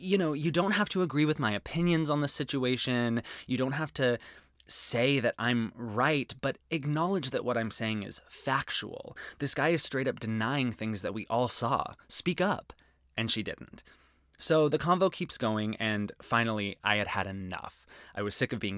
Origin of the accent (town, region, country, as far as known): Arizona, United States; born or raised there